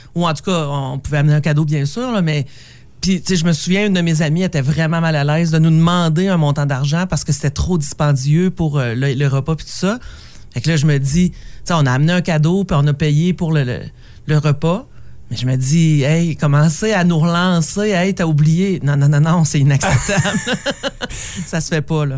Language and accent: French; Sainte-Anne-des-Monts, Quebec, Canada; moved away; also born or lived in Val-d'Or; je viens de Saint-Anne-des-Monts